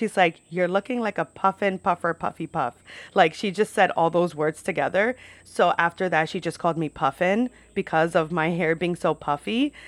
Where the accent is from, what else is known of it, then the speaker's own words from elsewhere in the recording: New York, United States; no, I'm not from Ireland. I'm actually from New York.